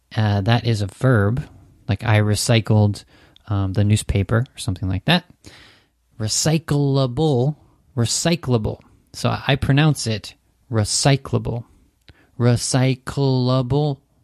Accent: Santa Cruz, California, United States; moved away as an adult; now in Japan; my hometown, Santa Cruz

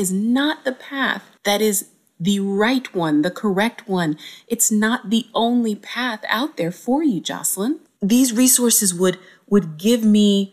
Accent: Cincinnati, Ohio, United States; A young 12-year-old Black girl growing up in Cincinnati

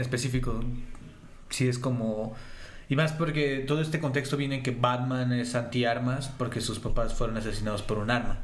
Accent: Mexico City, Mexico; somos de la Ciudad de México

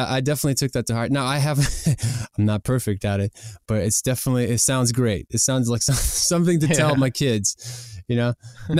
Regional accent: Ukraine; first language ru; English is a second language; We're originally from Ukraine, but people always, you know, said that, oh, are you from Russia?

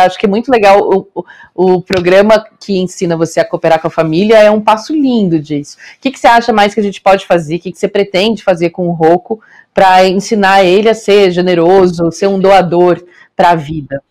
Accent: Rio do Sul, Santa Catarina, Brazil; moved away; eu venho de uma cidade pequena do interior de Santa Catarina

